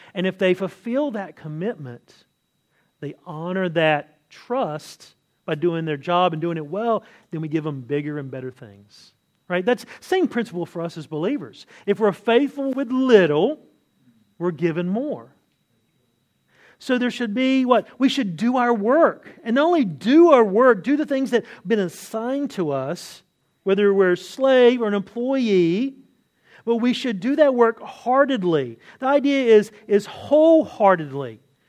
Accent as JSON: {"language": "English", "region": "California", "country": "United States", "said": "You know, I come from Southern California. I lived there for many years, and, you know, it's kind of that surfer culture."}